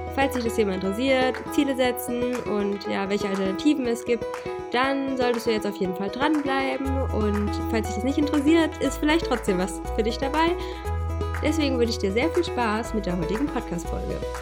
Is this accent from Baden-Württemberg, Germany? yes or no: no; Hesse, Germany; moved away; ich komme ja eigentlich aus Hessen